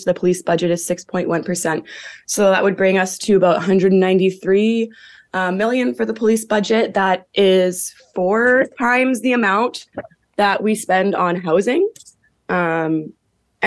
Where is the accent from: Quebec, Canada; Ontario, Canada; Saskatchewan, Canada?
Ontario, Canada; Hamilton; born or raised there